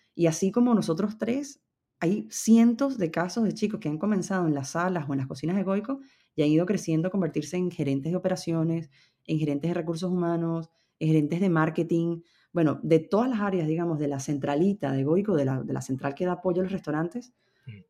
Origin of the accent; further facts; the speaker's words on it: Venezuela; moved away as an adult; now in Madrid, Spain; somos venezolanos